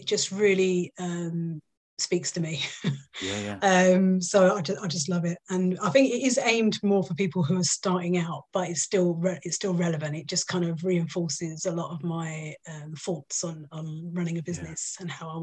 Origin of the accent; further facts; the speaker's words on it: London, United Kingdom; accent: Cockney; I'm from East London, so I'm a bit of a Cockney